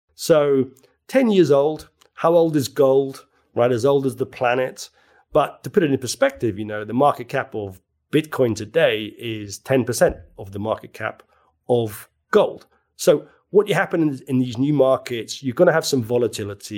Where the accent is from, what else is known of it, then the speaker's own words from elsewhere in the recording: Belfast, Northern Ireland, United Kingdom; now in London, United Kingdom; I come from Belfast.